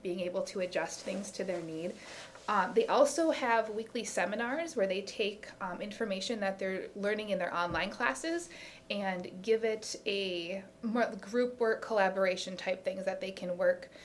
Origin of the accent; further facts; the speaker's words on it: Fargo, North Dakota, United States; also born or lived in Sioux Falls; I'm originally from Fargo. I was born and raised there and graduated from high school there